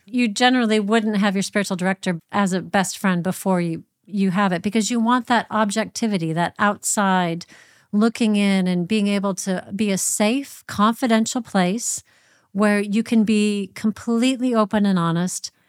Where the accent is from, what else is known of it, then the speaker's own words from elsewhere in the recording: Minnesota, United States; moved away as an adult; also born or lived in Washington, D.C.; now in United Kingdom; I moved from Minnesota in the Midwest to Washington, D C